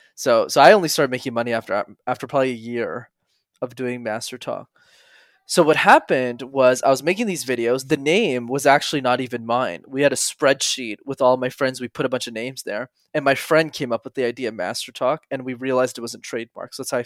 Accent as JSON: {"language": "English", "town": "Montreal", "region": "Quebec", "country": "Canada", "tie": "born or raised there", "said": "I grew up in Montreal"}